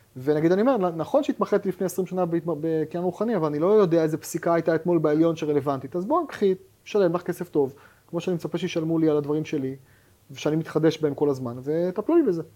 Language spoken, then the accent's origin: Hebrew; Haifa, Haifa District, Israel; אני חיפאי במקור